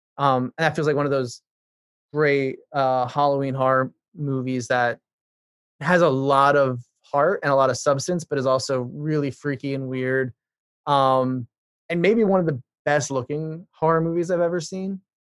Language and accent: English; Ireland; I grew up in Ireland. My parents are evangelical missionaries.